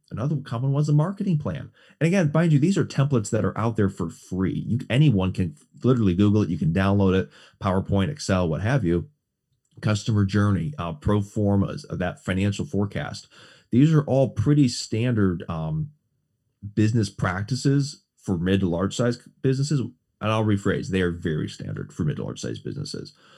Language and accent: English; West Bend, Wisconsin, United States; moved away; also born or lived in Mequon; Born and raised in Southeast Wisconsin, West Bend, and Mequon